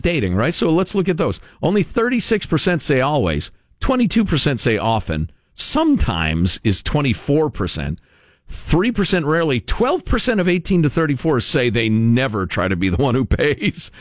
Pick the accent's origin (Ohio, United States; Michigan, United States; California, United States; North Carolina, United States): California, United States; as a Californian